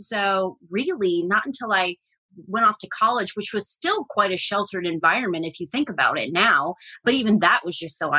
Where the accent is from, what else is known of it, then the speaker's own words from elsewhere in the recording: Northern Ohio, United States; moved away; I left at one. So yes, it's this tiny town in Northern Ohio near Lake Erie, outside of Cleveland. So when people ask where I'm from, I say Cleveland just to avoid confusion.